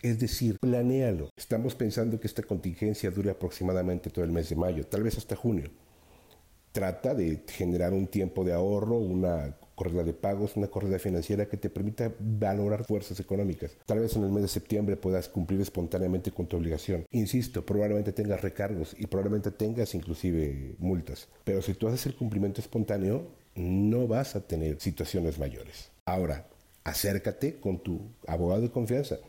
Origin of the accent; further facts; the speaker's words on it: Mexico; como mexicanos